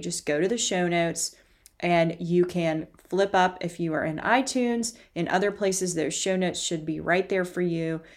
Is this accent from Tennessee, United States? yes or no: yes; Knoxville, Tennessee, United States; I grew up in Knoxville, Tennessee